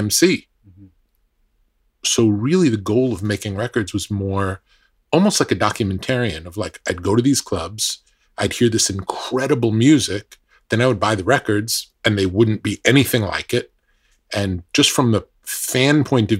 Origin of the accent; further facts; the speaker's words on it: New York, United States; a kid growing up in New York